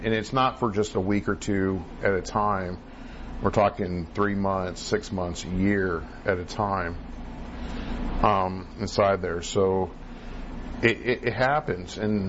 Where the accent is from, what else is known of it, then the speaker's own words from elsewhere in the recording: Great Falls, Montana, United States; also born or lived in California; I consider Montana my home. Even though I was born in California, Montana has a special part in my heart because I grew up, as a youth, as a child, Montana had a special part.